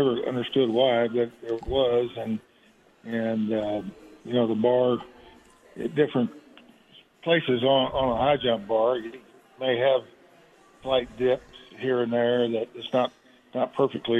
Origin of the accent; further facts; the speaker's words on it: Kansas City, Missouri, United States; I grew up in Kansas City, Missouri